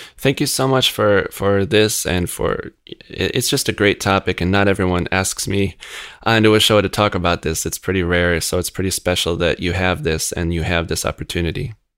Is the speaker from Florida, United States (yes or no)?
no; Rochester, New York, United States; I grew up in Rochester.